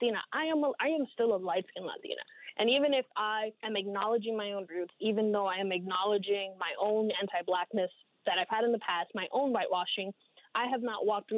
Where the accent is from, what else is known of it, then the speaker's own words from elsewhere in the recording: New York City, New York, United States; also born or lived in Dominican Republic; I was born in the Dominican Republic, and I've been living in New York City most of my life.